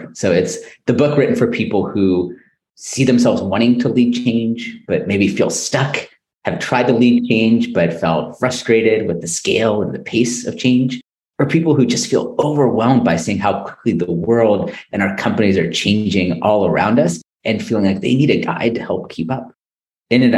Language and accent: English; Silicon Valley Bay Area, California, United States; also born or lived in Stockholm, Sweden; I'm born and raised in the Silicon Valley Bay Area